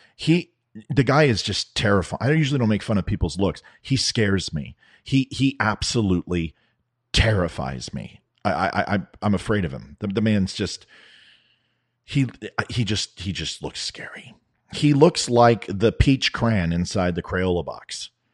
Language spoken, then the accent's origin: English; United States; I'm an American